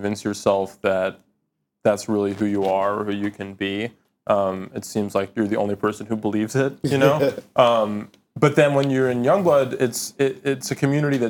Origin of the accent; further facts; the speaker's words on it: New Jersey, United States; I grew up in New Jersey